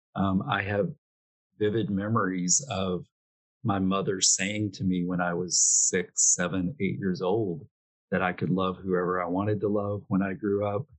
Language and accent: English; Arkansas, United States; moved away; back home in Arkansas